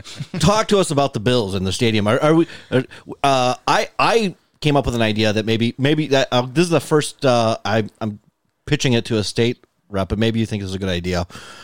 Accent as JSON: {"language": "English", "town": "Lancaster", "region": "New York", "country": "United States", "tie": "born or raised there", "said": "I grew up in Lancaster."}